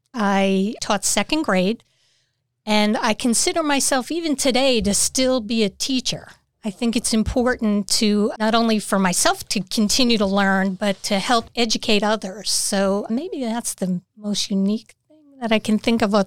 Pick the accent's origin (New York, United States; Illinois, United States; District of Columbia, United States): New York, United States; now in Morrisville, United States; Okay, so I'm here about 24 years, came from upstate New Yo